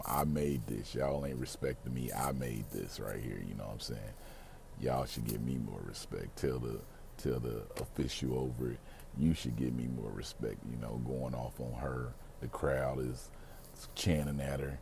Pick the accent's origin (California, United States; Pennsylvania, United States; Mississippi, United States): Mississippi, United States; I grew up in Mississippi